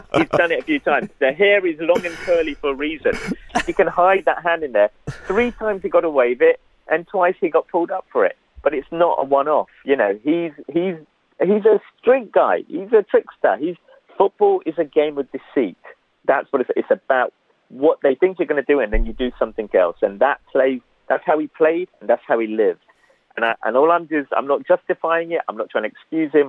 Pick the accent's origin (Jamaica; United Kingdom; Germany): United Kingdom; London; I grew up in Hackney